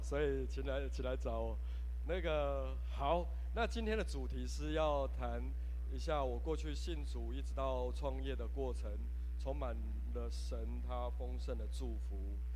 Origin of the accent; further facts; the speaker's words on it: Hengchun, Pingtung County, Taiwan; 我是来自屏东恒春